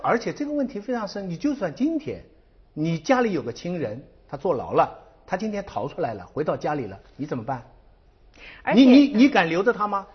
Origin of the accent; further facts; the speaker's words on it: China; 我们中国人